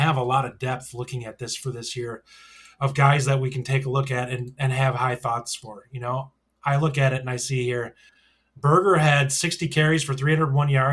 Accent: Wisconsin, United States; I'm from Wisconsin, all right? I have an accent.

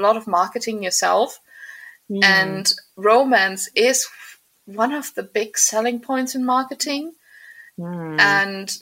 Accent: Germany; now in Scotland, United Kingdom; I was born actually in Germany, and I'm going to move back to Germany.

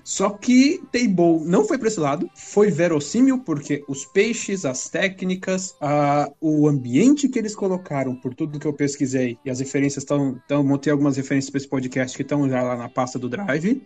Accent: Brazil

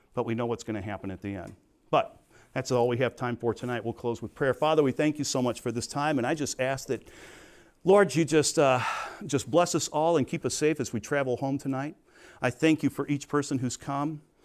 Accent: Crete, Illinois, United States; I was from Crete.

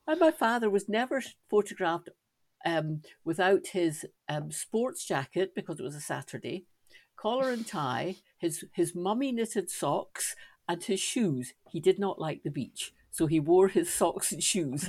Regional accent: Scotland, United Kingdom; Non, je suis Écossaise

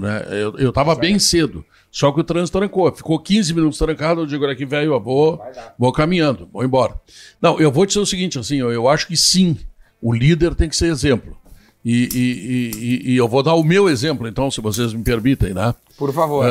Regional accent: Porto Alegre, Rio Grande do Sul, Brazil; eu nasci na Glória, fui uma criança bastante humilde

